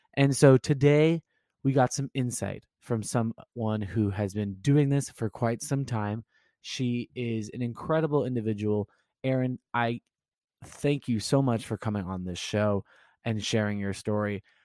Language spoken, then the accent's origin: English; California, United States; moved away as an adult; also born or lived in Woburn, Massachusetts; I lived in Woburn, Massachusetts, and I'm originally from California